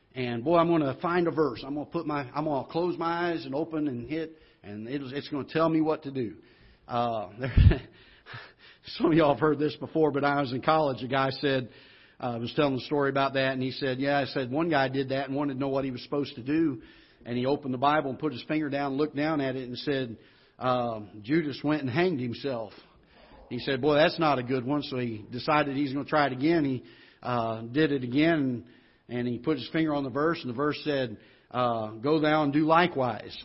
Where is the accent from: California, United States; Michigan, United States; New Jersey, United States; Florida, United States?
Florida, United States; accent: Southern twang; now in Festus, United States; I grew up in the South, in Florida